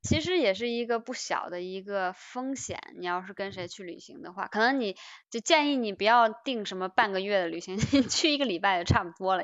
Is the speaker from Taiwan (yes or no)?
no; China; 我们中国人会比较容易